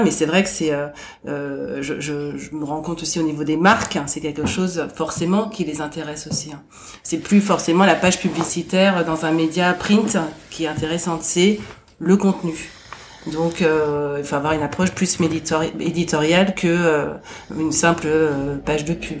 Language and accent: French; Boulogne-Billancourt, Île-de-France, France; je suis née euh, à Boulogne-Billancourt.